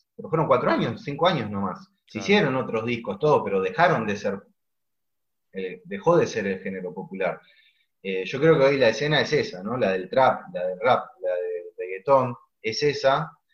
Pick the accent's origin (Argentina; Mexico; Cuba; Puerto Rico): Argentina; siendo argentinos